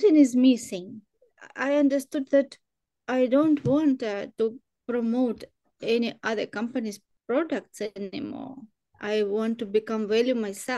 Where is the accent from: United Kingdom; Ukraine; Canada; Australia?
Ukraine; Ukraine, I'm from Ukraine